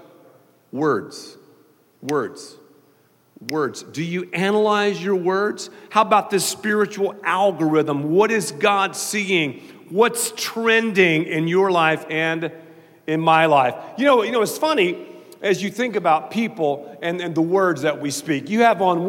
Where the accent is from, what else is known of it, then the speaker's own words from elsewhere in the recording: the South, United States; I'm from the South